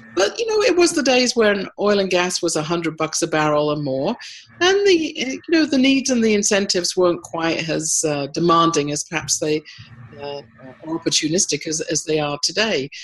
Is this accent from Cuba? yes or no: no; United States; moved away as an adult; also born or lived in Alberta, Canada; now in Canada; I was the US uh, representative with my accent